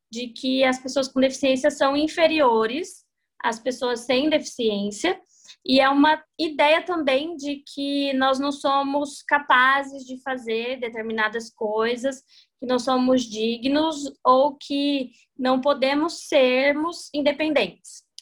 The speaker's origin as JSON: {"language": "Portuguese", "town": "Jardim", "region": "Mato Grosso do Sul", "country": "Brazil", "lives_now": "Dourados, Brazil", "said": "Eu sou de Jardim, moro em Dourados, Mato Grosso do Sul"}